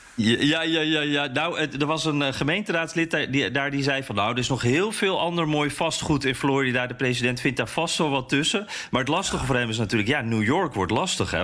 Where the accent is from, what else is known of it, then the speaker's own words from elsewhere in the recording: Netherlands; now in United States; als Nederlander in Amerika